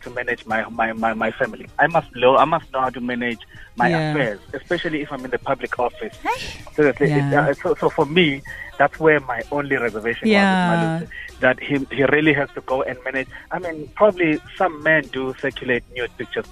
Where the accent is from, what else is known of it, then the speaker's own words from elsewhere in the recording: South Africa; also born or lived in Durban; As a South African